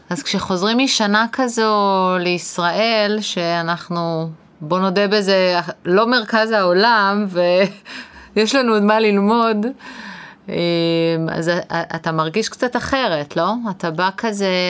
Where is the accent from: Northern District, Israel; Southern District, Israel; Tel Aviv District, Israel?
Tel Aviv District, Israel; Tel Aviv; אני מתל אביב במקור, לא חזרתי בכלל להורים